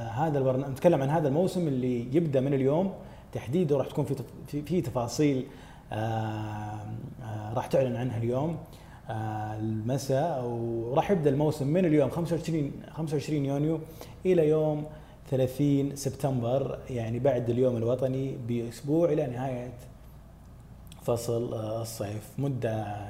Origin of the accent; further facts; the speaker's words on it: Saudi Arabia; ديرتنا متنوعه